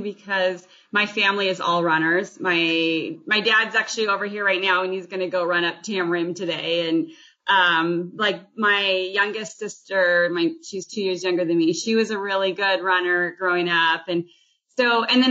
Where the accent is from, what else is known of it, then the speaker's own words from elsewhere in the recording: Corvallis, Oregon, United States; I grew up in Corvallis